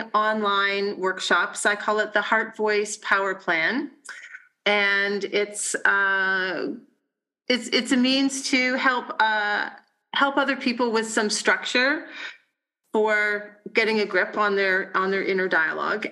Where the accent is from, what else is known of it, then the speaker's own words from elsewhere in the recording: Burlington, Ontario, Canada; moved away; also born or lived in western Canada; Burlington, which is my hometown and my family's hometown